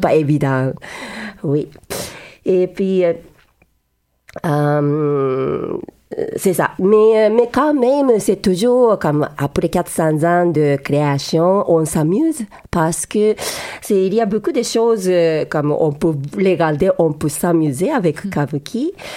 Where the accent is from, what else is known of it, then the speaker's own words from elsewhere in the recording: Yokohama, Kanagawa, Japan; French is a second language; moved away as an adult; now in Montreal, Canada; je suis née au Japon et moi, j'ai grandi dans la ville Yokohama